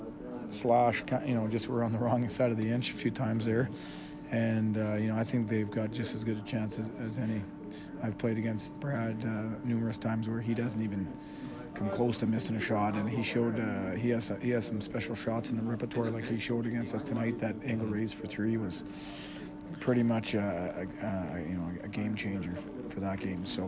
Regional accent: Ottawa, Ontario, Canada; I'm from Ottawa

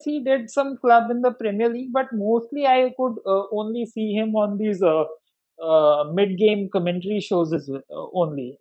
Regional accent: Delhi, India; I'm from Delhi

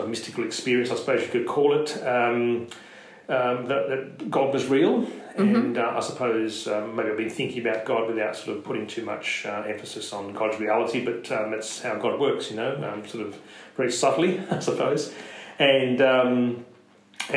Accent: Sydney, New South Wales, Australia; also born or lived in Penrith, Australia / Durham, United Kingdom; they moved there when I was just under a year old, and I grew up in Leila Park.

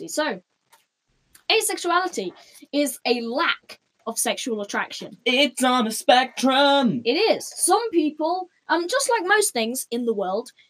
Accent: United Kingdom; in Britain, we are British.

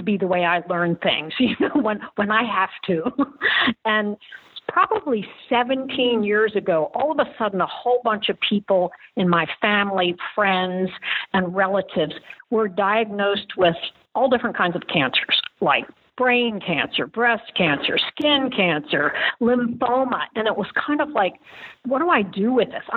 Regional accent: Baltimore, Maryland, United States; also born or lived in Virginia Beach; now in Memphis, United States; I grew up in Baltimore

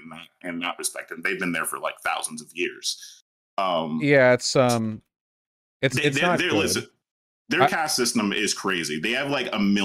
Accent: United States; I'm American

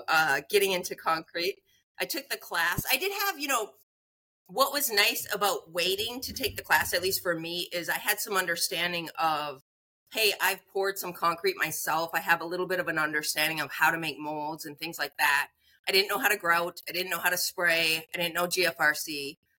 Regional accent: northern Minnesota, United States; so I grew up in Minnesota, northern Minnesota. I grew up on a farm.

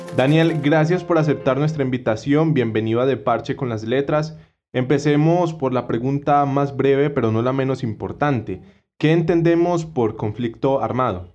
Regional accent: Colombia; como colombianos

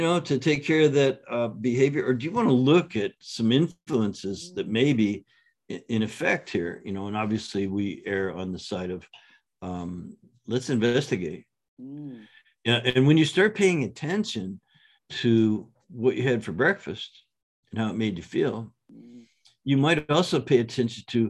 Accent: Canada; now in San Diego, United States; I grew up in Canada with just public schools

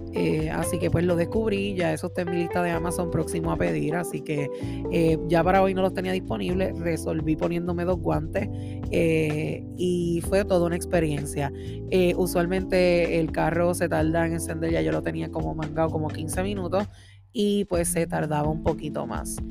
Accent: Orocovis, Puerto Rico; moved away as an adult; now in Massachusetts, United States; una jibarita de Orocovis

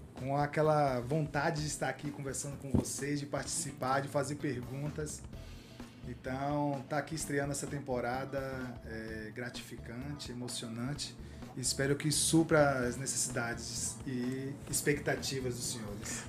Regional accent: Salvador, Bahia, Brazil; moved away as an adult; now in São Paulo, Brazil; bairro de onde eu vim, né? Que é de Mussurunga, Salvador

